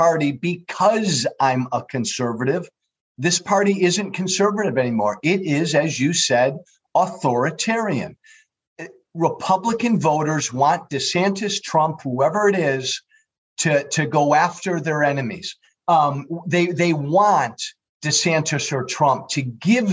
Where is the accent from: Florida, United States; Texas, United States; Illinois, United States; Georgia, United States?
Illinois, United States; I come from Illinois